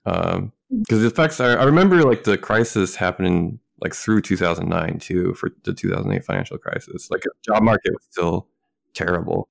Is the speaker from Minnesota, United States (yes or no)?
yes; Minnesota, United States; moved away as an adult; also born or lived in West Coast; living on the West Coast for the first time after growing up in Minnesota